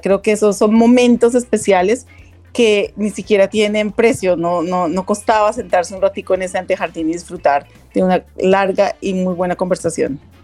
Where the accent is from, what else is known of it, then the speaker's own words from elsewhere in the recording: Colombia; como colombianos